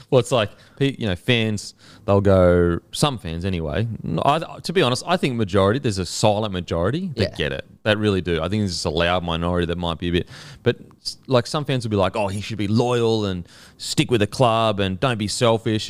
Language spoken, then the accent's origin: English; Australia; we're Australian